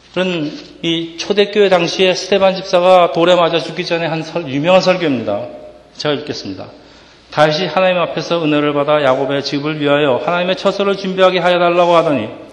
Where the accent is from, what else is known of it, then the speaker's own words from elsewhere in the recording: South Korea; now in Edison, United States; 우리가 한국 이민자들이